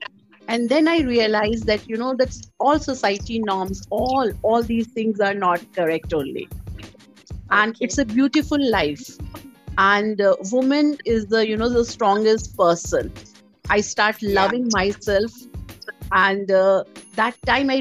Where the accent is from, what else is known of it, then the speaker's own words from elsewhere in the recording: Delhi, India; moved away as an adult; now in Hyderabad, India; I'm born and brought up in Delhi in a middle class family